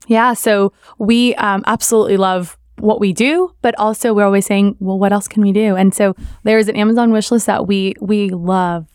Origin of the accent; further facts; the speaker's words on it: South Florida, United States; my parents are from Columbia, but I grew up in South Florida